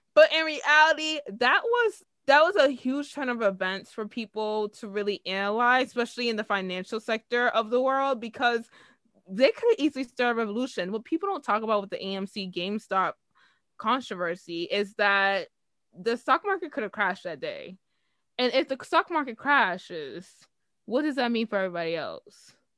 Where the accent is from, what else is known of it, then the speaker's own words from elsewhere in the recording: United States; as an American